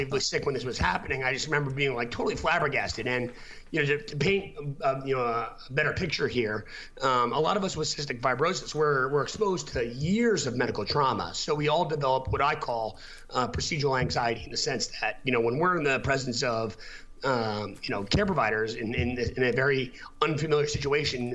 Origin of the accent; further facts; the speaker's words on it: United States; moved away as an adult; also born or lived in Boston; I'm from New York originally